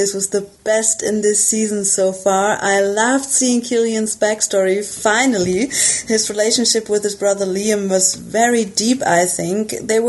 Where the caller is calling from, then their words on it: Germany; English is a second language; I'm calling in from Germany. I hope my English is okay, as it's not my first language